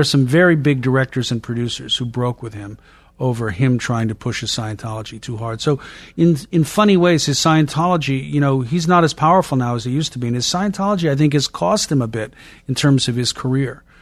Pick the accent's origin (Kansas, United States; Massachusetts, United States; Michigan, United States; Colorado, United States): Massachusetts, United States; Boston; I'm from Boston